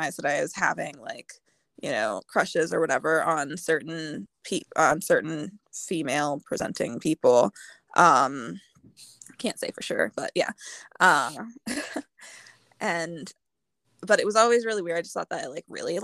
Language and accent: English; Indiana, United States; I'm from Indiana